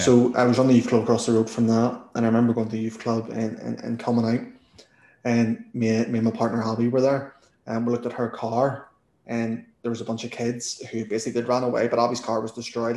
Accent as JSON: {"language": "English", "region": "Northern Ireland", "country": "United Kingdom", "accent": "Northern Irish", "said": "my Northern Irish accent"}